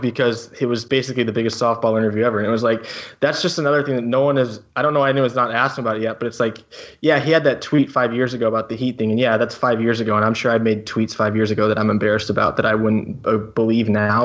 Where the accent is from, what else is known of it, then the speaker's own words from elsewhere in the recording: St. Louis, Missouri, United States; moved away; also born or lived in West Coast; I grew up in the Midwest, uh, Saint Louis, and then I moved to the West Coast, and I don't ever plan on going back